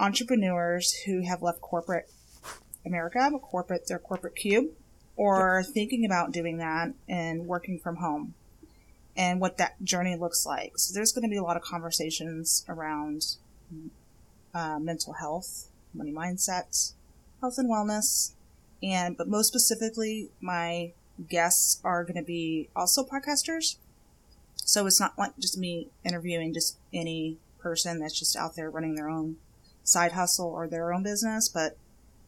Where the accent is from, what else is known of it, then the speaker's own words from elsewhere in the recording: Texas, United States; moved away as an adult; now in Buffalo, United States; I'm actually from Texas, born and raised in Texas